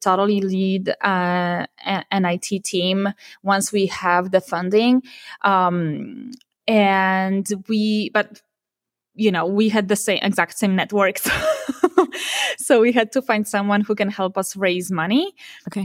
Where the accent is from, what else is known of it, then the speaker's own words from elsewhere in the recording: Poland; moved away as an adult; also born or lived in Warsaw, Poland; now in Silicon Valley, United States; I moved from my hometown to Warsaw, you know, in Poland to the capital of Poland